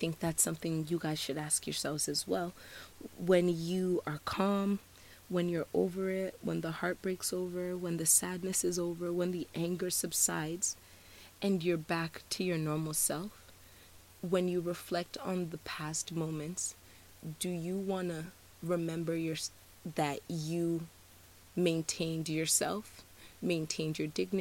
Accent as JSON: {"language": "English", "country": "Nigeria", "said": "I'm Nigerian, and usually when we exchange pleasantries with someone, we usually ask them how the weather's doing."}